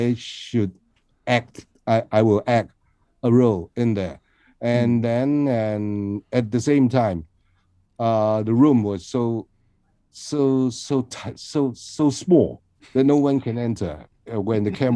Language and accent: English; Hong Kong; from Hong Kong